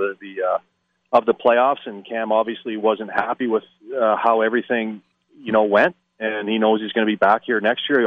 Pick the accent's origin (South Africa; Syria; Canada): Canada; I'm Canadian